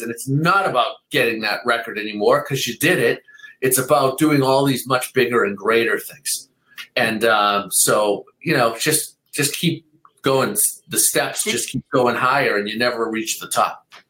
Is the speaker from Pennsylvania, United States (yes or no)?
no; Boston, Massachusetts, United States; I grew up in Boston